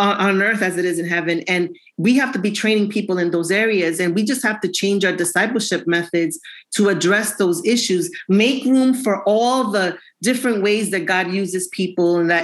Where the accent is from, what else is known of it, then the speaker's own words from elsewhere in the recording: New York City, New York, United States; now in Miami, United States; I am from New York City, but I live in near Miami